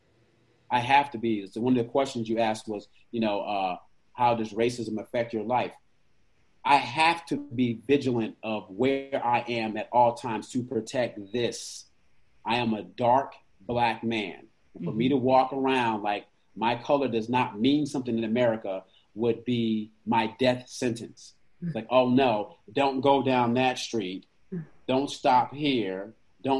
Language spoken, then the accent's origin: English; Stamford, Connecticut, United States; also born or lived in Richton, Mississippi; I was born in Connecticut, but then I went down like probably before I was one. My mom dropped us off with our grandparents in Richton, Mississippi. So we spent like a solid, you know, 4 years in Richton, Mississippi, and came back up. Like I turned by five in Stanford again